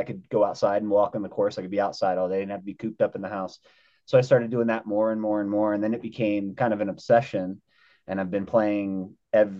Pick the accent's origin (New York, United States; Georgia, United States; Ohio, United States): Ohio, United States; Grove City; also born or lived in Netherlands; now in Colorado, United States; I grew up in Ohio mostly, central Ohio, a little place called Grove City. But I was born in Holland, in the Netherlands, military baby.